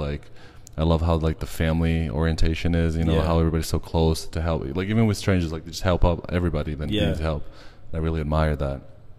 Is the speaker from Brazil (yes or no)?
yes; Brazil; Yeah, I'm from Brazil.